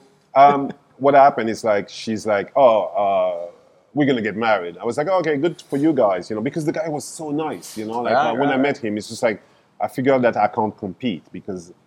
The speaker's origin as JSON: {"language": "English", "country": "Guadeloupe", "also_born_or_lived": "France / Shanghai, China / Bangkok, Thailand", "moved": "yes", "lives_now": "Hua Hin, Thailand", "said": "I'm this guy from the Caribbean, from Guadeloupe, actually"}